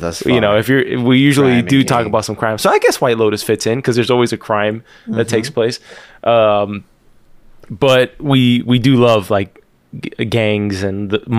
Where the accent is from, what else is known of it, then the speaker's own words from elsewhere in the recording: East of England, United Kingdom; I'm from Essex, mate.